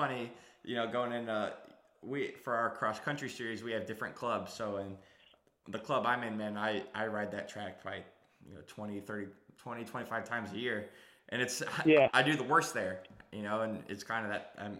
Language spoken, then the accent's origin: English; Miami, United States; they're also from my hometown of Miami.